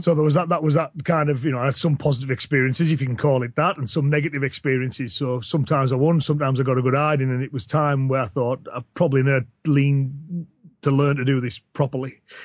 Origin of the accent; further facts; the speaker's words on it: Cumbria, North West England, United Kingdom; accent: Cumbrian